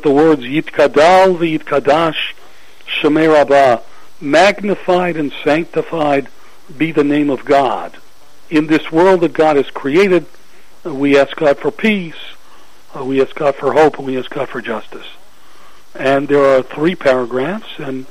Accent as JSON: {"language": "English", "town": "Atlanta", "region": "Georgia", "country": "United States", "tie": "born or raised there", "said": "I grew up in Atlanta"}